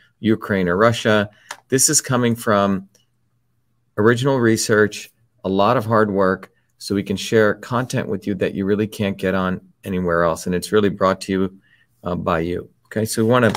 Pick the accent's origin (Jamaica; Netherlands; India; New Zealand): India; when I was young, growing up in India